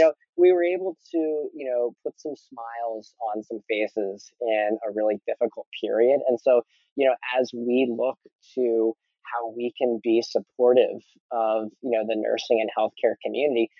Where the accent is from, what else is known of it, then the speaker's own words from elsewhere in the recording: Philadelphia, Pennsylvania, United States; now in Portland, United States; I grew up in Philly where people love all sports.